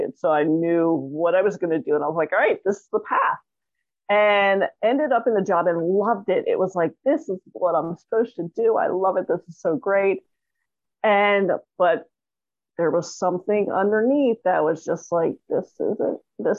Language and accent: English; Toronto, Ontario, Canada; now in Los Angeles, United States; I grew up in Toronto, Canada